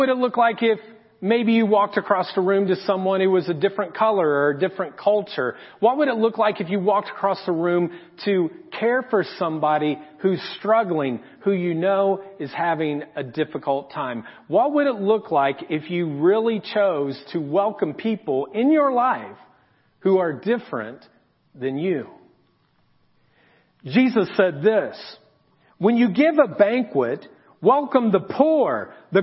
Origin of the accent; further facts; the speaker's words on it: Marion, Indiana, United States; I was born in Marion